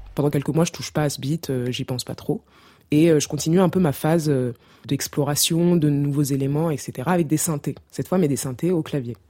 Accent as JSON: {"language": "French", "country": "Cameroon", "tie": "born or raised there", "said": "en grandissant au Cameroun"}